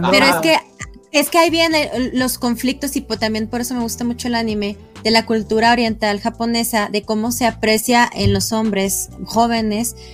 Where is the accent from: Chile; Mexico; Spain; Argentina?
Mexico; yo sí sabía que era niño, pero yo como mexicana, pues decía